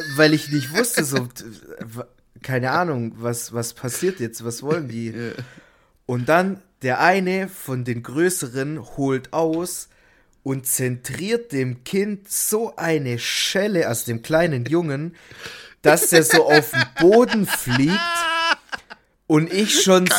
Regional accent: Stuttgart, Baden-Württemberg, Germany; bei uns in Stuttgart

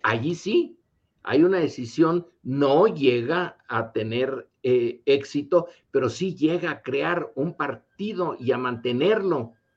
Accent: Mexico; nosotros como mexicanos que estamos divididos

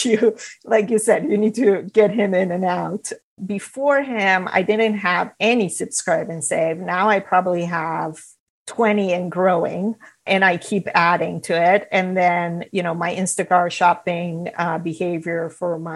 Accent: Romania; moved away as an adult; now in United States; So I'm originally from Romania. I grew up there.

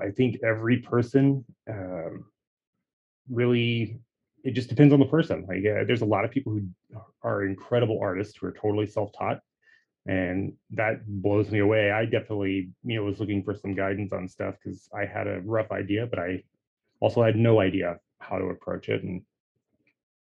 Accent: Texas, United States; now in Oregon, United States; I'm originally from Texas. I live in Oregon right now.

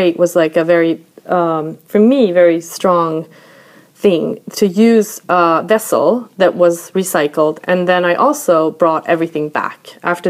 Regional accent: Sweden; also born or lived in Brooklyn, New York; now in New York, United States; grew up in Sweden, or I lived here a large portion of my life

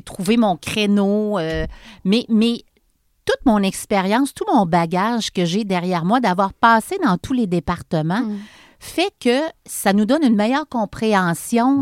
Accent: Charny, Quebec, Canada; also born or lived in Montreal; je suis une fille de Charny, born and raised. Je suis née à Charny

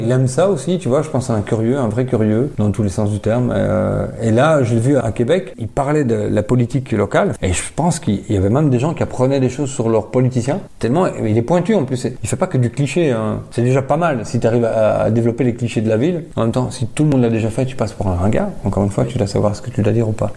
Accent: Wallonia, Belgium; je viens de Belgique

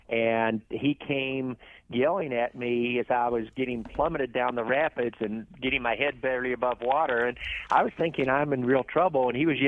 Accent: Charleston, West Virginia, United States; and then I was raised in Charleston, West Virginia.

